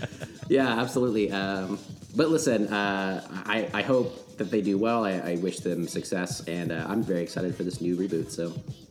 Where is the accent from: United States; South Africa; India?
United States; obviously we are American